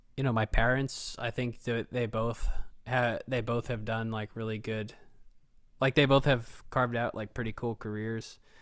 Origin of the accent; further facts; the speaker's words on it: Dublin, Ohio, United States; we grew up in Dublin